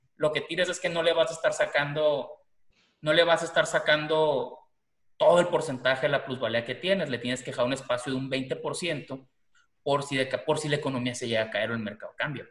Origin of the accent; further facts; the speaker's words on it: Mazatlán, Sinaloa, Mexico; now in Tucson, United States; yo que soy de Mazatlán, por ejemplo, ¿no? Pero vivo aquí en Tucson